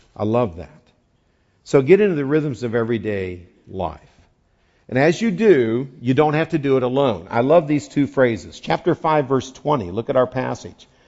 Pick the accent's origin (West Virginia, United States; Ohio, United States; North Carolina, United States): West Virginia, United States; now in California, United States; I grew up there. It's a whole separate nation